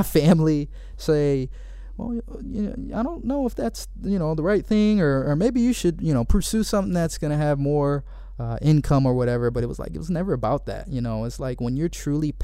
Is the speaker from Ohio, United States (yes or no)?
yes; Cleveland, Ohio, United States; moved away as an adult; now in Michigan, United States; I went to school here in Michigan, but I'm originally from Cleveland, Ohio